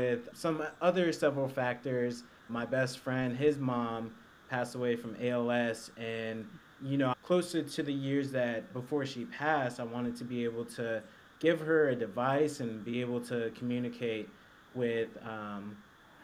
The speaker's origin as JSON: {"language": "English", "town": "Atlanta", "region": "Georgia", "country": "United States", "said": "I am from Atlanta, Georgia"}